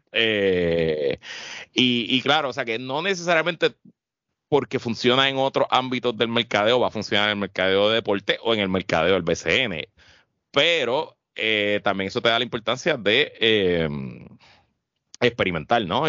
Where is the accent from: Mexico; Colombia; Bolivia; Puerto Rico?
Puerto Rico; yo soy el único puertorriqueño